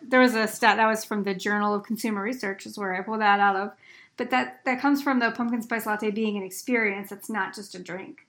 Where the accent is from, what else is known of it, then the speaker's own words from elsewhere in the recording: Pennsylvania, United States; I'm from Pennsylvania